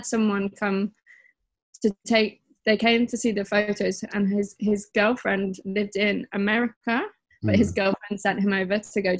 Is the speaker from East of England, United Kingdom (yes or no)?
no; Worcester, West Midlands, United Kingdom; moved away as an adult; now in London, United Kingdom; I'm from the Midlands. I'm just from a little, it's not little, but smallish place, Worcester.